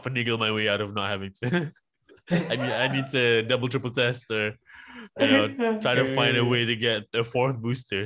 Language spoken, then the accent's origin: English; Malaysia; I am from Malaysia.